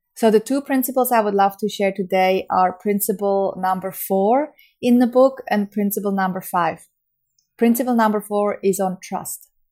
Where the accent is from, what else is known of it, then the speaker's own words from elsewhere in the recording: Switzerland; from Switzerland, my home country